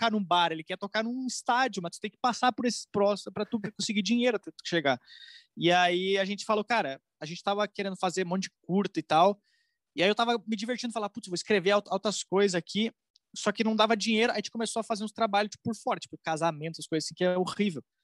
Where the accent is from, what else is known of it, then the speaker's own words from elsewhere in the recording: Rio Grande do Sul, Brazil; now in São Paulo, Brazil; eu cheguei aqui em São Paulo, eu quero ser comediante eu vim do Rio Grande do Sul